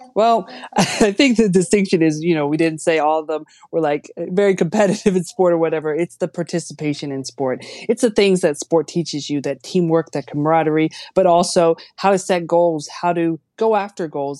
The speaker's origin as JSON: {"language": "English", "country": "United States", "said": "as an American athlete"}